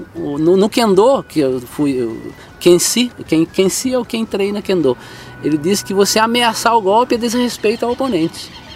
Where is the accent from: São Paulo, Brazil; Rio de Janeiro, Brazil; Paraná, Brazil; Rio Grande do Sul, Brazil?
São Paulo, Brazil; Salesópolis; eu sou o brasileiro paulista que nasceu em Salesópolis